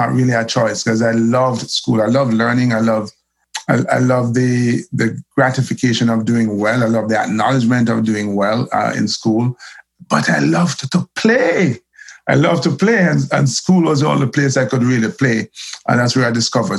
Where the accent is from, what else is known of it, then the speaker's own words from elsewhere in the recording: Kingston, Jamaica; I grew up in Olympic Gardens, that the most notorious enclave in Olympic Gardens is known as Waterhouse